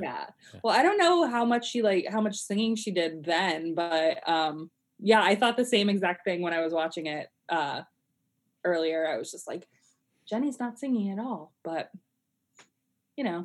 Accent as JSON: {"language": "English", "region": "Colorado", "country": "United States", "tie": "born or raised there", "said": "I I grew up in Colorado"}